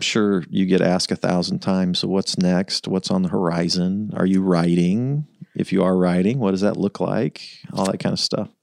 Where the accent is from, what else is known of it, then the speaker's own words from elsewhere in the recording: Kansas City, Missouri, United States; we grew up in the North Land